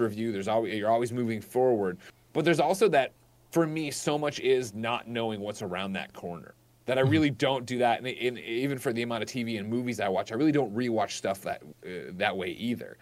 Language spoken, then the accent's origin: English; Chicago, Illinois, United States; I'm from Chicago